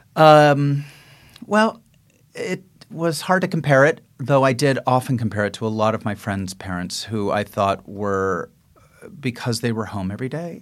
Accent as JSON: {"language": "English", "town": "San Francisco", "region": "California", "country": "United States", "tie": "born or raised there", "said": "I grew up on the west side"}